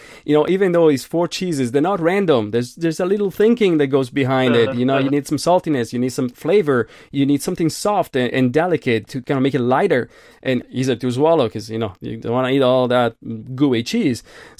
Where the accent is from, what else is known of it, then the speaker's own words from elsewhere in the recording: Milan, Lombardy, Italy; I'm from Milan.